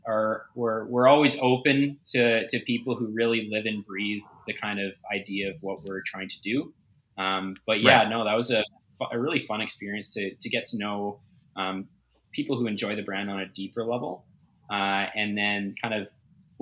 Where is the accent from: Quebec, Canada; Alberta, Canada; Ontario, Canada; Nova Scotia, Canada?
Alberta, Canada; also born or lived in Vancouver area; now in Vancouver, Canada; I'm the only one that's not from the Vancouver area. So I'm originally from Alberta. So I guess I'm a prairie boy at heart